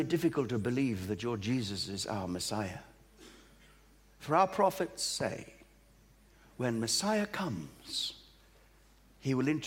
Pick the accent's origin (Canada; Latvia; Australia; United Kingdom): Australia; also born or lived in East Africa; now in Great Britain; I was born in East Africa, brought up in Australia, but lived here in Great Britain